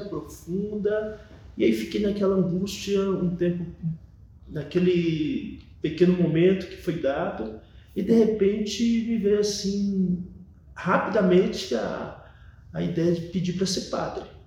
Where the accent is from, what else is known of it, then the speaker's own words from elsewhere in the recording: Bahia, Brazil; also born or lived in São Paulo; sou nascido em São Paulo, mas meus pais são nordestinos da Bahia. E aí, quando eu era muito pequeno, em torno de 6, 7 anos de idade, eu me mudei de São Paulo para Bahia